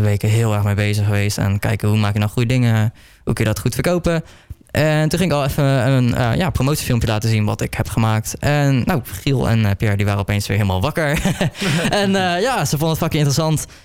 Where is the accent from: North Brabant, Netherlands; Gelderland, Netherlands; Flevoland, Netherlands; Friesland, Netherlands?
North Brabant, Netherlands; near Breda; Ik kom uit Oostruid, dat ligt bij Breda. Een lekkere Brabantse jongen natuurlijk